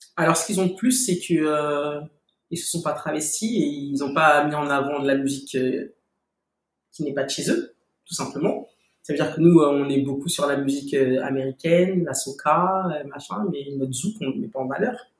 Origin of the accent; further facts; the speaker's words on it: Paris, Île-de-France, France; j'ai j'ai grandi à Paris